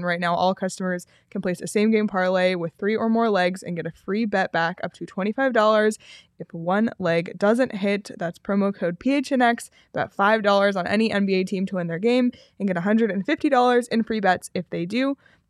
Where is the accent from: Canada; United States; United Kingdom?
Canada; especially growing up in Canada, you know, you just, when you start playing hockey, you have this whole path mentally for yourself.